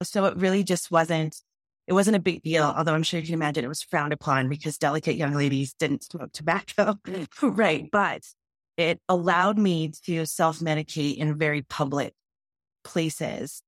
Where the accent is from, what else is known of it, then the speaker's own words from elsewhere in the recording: Wyoming, United States; a brown girl growing up in Wyoming in a ranching community